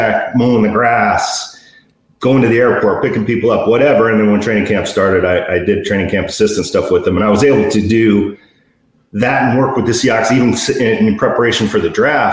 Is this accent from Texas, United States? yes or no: no; St. Maries, Idaho, United States; I'm from St. Mary's, Idaho, but it's close to Spokane, probably 50 miles from Spokane.